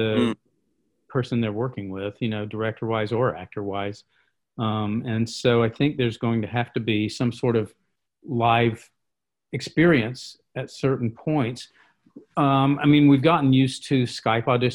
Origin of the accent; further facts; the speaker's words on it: the American South, United States; I'm a Southerner and that's kind of a form of politeness, you know, from how I was raised